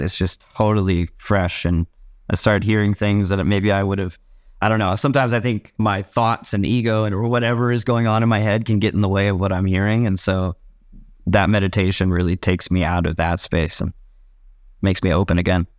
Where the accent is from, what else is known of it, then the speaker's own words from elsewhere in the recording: San Leandro, California, United States; I grew up in San Leandro, California.